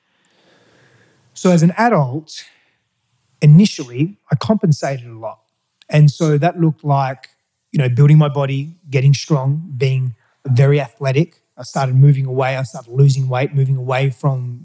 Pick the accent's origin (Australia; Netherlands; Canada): Australia; first language Greek; English is a second language; also born or lived in Greece; I was born in Australia. But then my father wanted to try and make a living in Greece, try and make it work there. And so he moved us all there virtually as soon as I was born